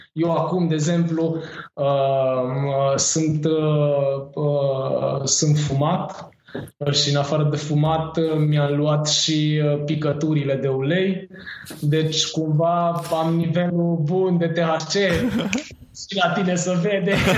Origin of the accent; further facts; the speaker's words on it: Târgoviște, Dâmbovița County, Romania; also born or lived in Catalonia, Spain; now in Spain; m-am născut în Târgoviște